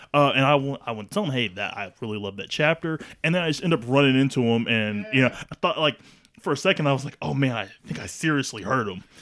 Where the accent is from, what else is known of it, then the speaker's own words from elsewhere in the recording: Kansas, United States; moved away as an adult; also born or lived in Lawrence, Kansas / Manhattan, Kansas; now in Tacoma, United States; originally born and raised in Kansas